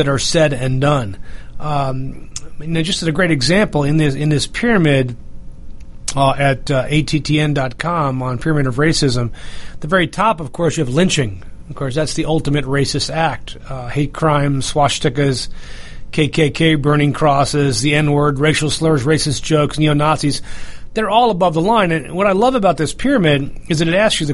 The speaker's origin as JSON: {"language": "English", "town": "North Bergen", "region": "New Jersey", "country": "United States", "tie": "born or raised there", "also_born_or_lived": "upstate New York", "moved": "yes", "said": "the town that I grew up in New Jersey before I moved to upstate New York"}